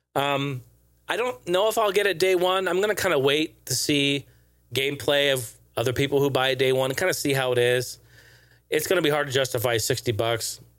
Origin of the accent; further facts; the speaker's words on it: Portland, Oregon, United States; my hometown of Portland